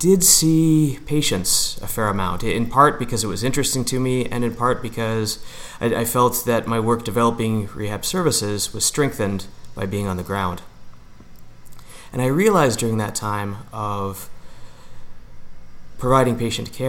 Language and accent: English; Niagara Falls, Ontario, Canada; I grew up in Niagara Falls, Ontario